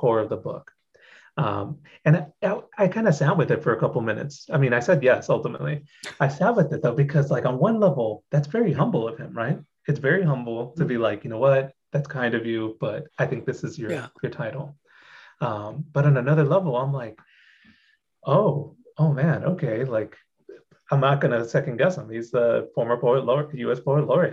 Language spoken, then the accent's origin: English; Corpus Christi, Texas, United States; I grew up in Corpus Christi, Texas